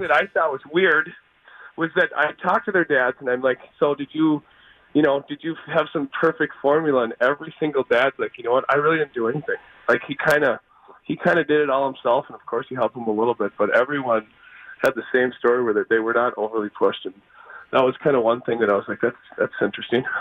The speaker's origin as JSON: {"language": "English", "town": "Richfield", "region": "Minnesota", "country": "United States", "tie": "born or raised there", "said": "growing up in Richfield"}